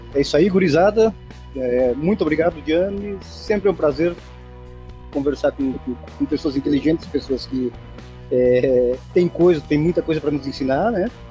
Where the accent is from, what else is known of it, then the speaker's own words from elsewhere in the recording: Brazil; eu sou homem e sou brasileiro